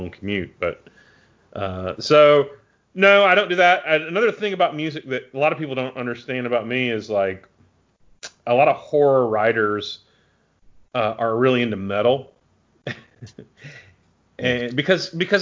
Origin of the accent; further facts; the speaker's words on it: Arkansas, United States; I'm from Arkansas, so I'm from the cradle of the blues.